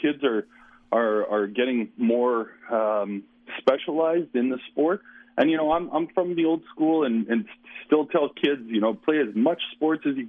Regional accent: Regina, Saskatchewan, Canada; now in Winnipeg, Canada; I grew up in Regina

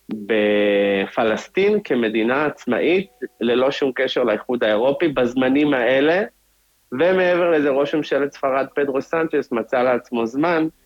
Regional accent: Israel; now in Madrid, Spain; אז יש אותם גם בחו"ל, בתור ישראלים, בתור יהודים. אנחנו מרגישים את זה, כן.

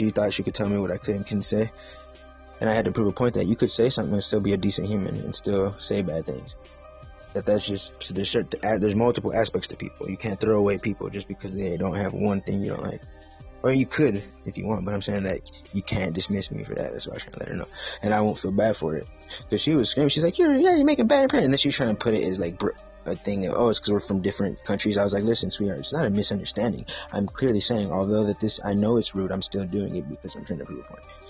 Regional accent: Los Angeles, California, United States; I am from the San Gabriel Valley area.

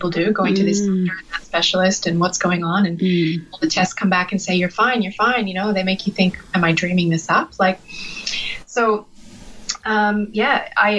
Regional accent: British Columbia and Alberta, Western Canada, Canada; moved away; I'm from the west side, the west coast. So in BC and Alberta, kind of both

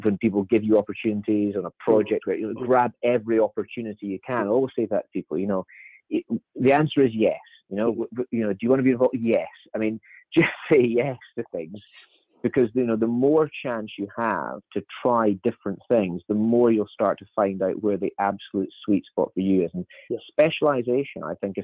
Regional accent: Edinburgh, Scotland, United Kingdom; where I was born in Edinburgh

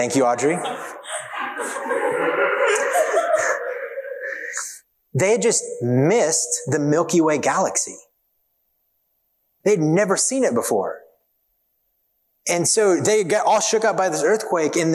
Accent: Kansas, United States; moved away; I grew up in Kansas

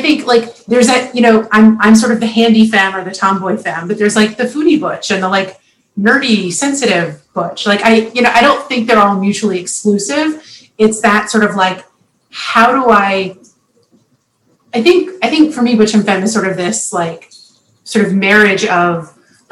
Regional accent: the South, United States; I was raised in the South

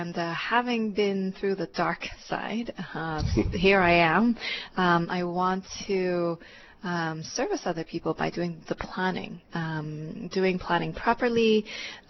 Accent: Vancouver, British Columbia, Canada; moved away as an adult; also born or lived in Hong Kong; now in Hawaii, United States; I was actually born in Hong Kong, and my family and I immigrated to Canada when I was about 10. And then I actually went to UBC. I grew up mainly in Vancouver

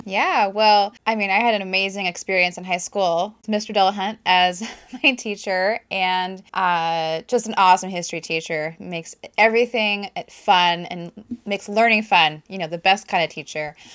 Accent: Prosser, Washington, United States; moved away; I grew up in th, this town, Prosser

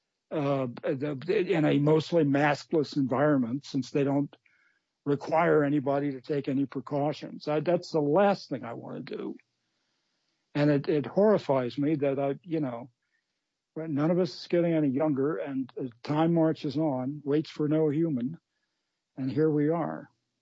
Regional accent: New England, United States; we're from New England

